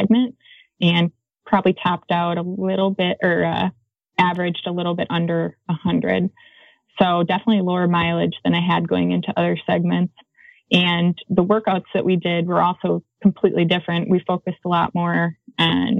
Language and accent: English; Wisconsin, United States; now in Flagstaff, United States; I'm from Wisconsin